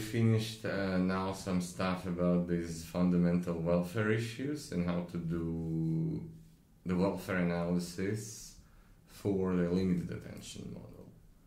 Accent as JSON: {"language": "English", "country": "Russia", "tie": "born or raised there", "moved": "yes", "said": "me growing up in Russia"}